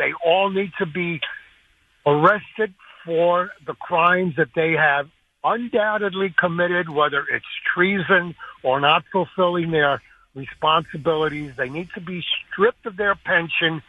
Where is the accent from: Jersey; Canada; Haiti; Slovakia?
Slovakia; now in United States; I was born in Slovakia, which is a border of Ukraine